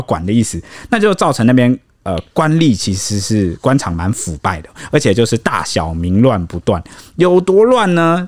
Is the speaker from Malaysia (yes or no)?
no; Taiwan